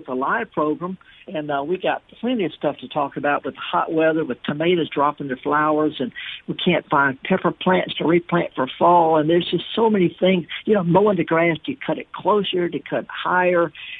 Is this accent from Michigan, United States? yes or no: no; the Mississippi Delta, United States; I've been in Mississippi almost all of my life. You know, born and raised in the Delta, but I'm in northern England right now.